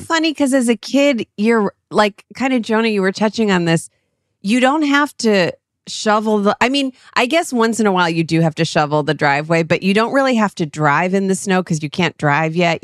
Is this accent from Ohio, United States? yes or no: yes; Cleveland, Ohio, United States; moved away; we're from Cleveland